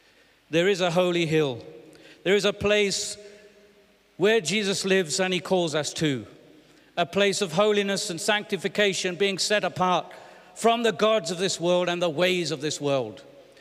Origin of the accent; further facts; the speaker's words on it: England, United Kingdom; I'm British and English, but I'm also Ugandan and I'm South African and I have American friends and all kinds of things, so I pick up all sorts.